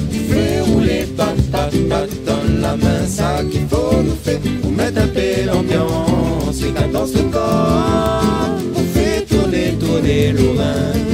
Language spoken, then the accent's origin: French; Réunion; lorsqu'on dit bah, je viens de la Réunion, tout ce que ça peut comporter comme réaction autour de soi